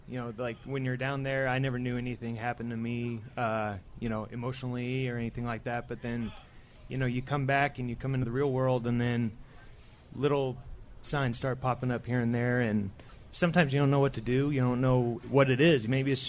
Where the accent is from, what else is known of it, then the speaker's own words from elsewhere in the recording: Texas, United States; now in California, United States; Oh, I mean, well, I grew up in Texas. I was born and raised there, so I mean, right there, Lone Star State.